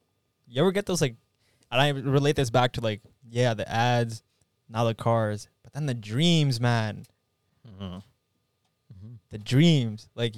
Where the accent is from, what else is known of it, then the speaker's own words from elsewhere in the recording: Canada; we're all Canadian boys.